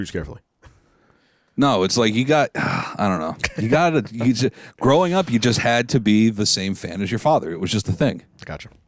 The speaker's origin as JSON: {"language": "English", "region": "New York", "country": "United States", "said": "Could I have gone off and been like, \"Hey, I'm a Jet fan because I'm from New York."}